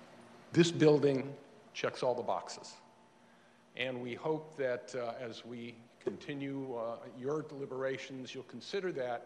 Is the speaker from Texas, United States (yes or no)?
no; West Hollywood, California, United States; So I grew up on Harper, and my dad bought his house 70 years ago.